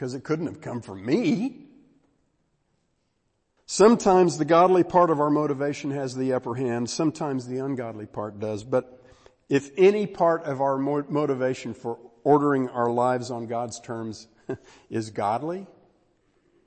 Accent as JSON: {"language": "English", "region": "Texas", "country": "United States", "said": "I'm from Texas"}